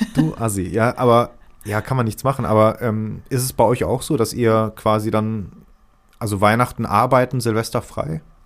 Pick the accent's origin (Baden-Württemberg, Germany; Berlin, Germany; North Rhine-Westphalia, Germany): North Rhine-Westphalia, Germany; Ruhrpott; accent: Pott dialect; diesen Pott-Dialekt, den ich halt wieder habe